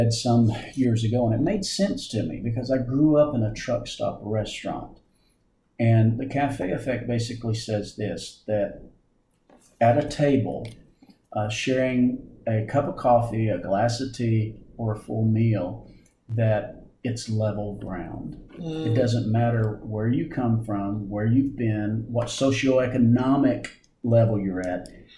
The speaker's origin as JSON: {"language": "English", "region": "Southern US", "country": "United States", "tie": "born or raised there", "said": "Like in my family, growing up in Middle America and especially kind of in the South, to be respectful, you always said ma'am or sir."}